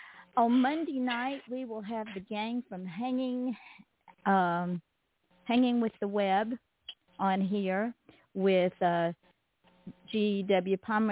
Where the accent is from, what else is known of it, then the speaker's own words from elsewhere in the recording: the South, United States; accent: Southern; we'd be falling out of our chair over my Southern accent and our bless your hearts.